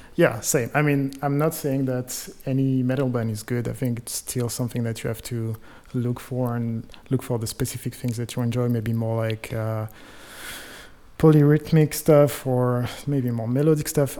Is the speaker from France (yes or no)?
yes; Clermont-Ferrand, Auvergne-Rhône-Alpes, France; moved away; In France, uh, in a kind of small town in the in the middle of the country. It's called Clermont-Ferrand